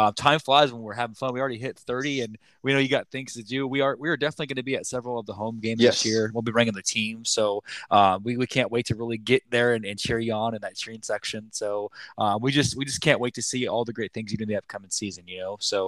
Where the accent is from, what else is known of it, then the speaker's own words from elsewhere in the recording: Oklahoma, United States; We're transplanted Shockers. We came from Oklahoma.